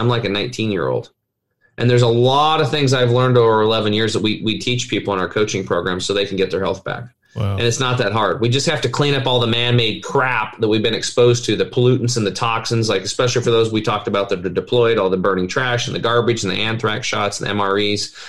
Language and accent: English; Eastern Oregon, United States; born or raised there